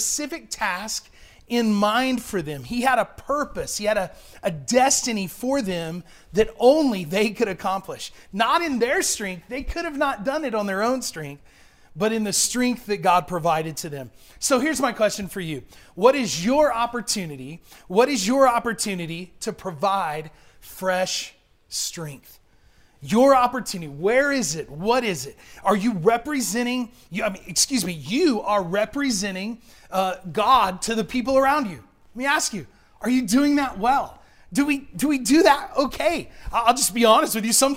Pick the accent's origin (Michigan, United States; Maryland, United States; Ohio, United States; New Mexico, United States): New Mexico, United States; Portales; I grew up in Portales